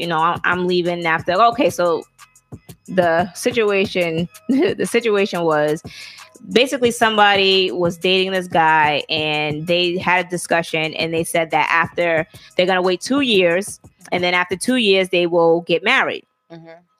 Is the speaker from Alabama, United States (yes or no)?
yes; Alabama, United States; I'm from Alabama.